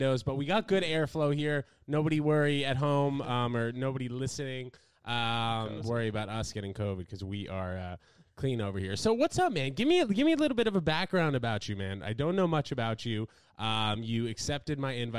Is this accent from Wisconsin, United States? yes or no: no; New York City, New York, United States; I grew up in New York City